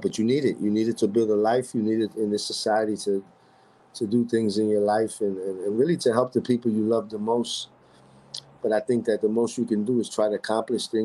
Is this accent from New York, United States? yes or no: yes; New York City, New York, United States; I was born in Roosevelt Hospital, and I was born and raised in the Heights my whole life